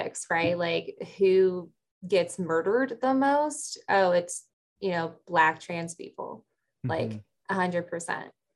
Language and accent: English; Chicago, Illinois, United States; growing up in Chicago area